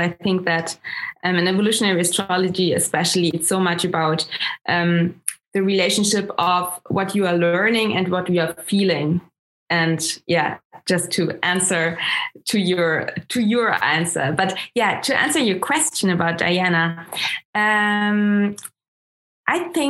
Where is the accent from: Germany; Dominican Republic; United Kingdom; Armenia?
Germany; first language German; English is a second language; also born or lived in Munich; I'm coming from Germany. My mom comes from Austria, and I'm currently still live in Munich